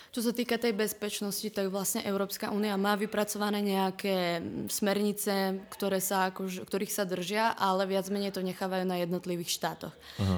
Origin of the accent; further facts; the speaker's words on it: Prešov, Prešov Region, Slovakia; moved away as an adult; also born or lived in Trnava; now in Prague, Czech Republic; pochádzam z Prešova z východného Slovenska